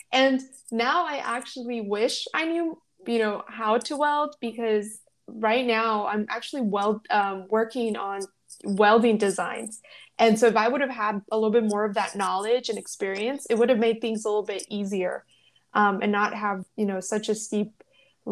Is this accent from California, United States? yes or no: yes; Los Angeles, California, United States; moved away; also born or lived in Mexico / Yuma, Arizona; I was born in Mexico. I grew up in Los Angeles, and then we moved to Arizona, and we moved to a small agricultural town, of Yuma, Arizona